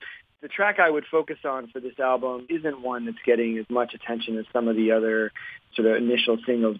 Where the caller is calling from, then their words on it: Washington, District of Columbia, United States; I'm calling from Washington, D.C.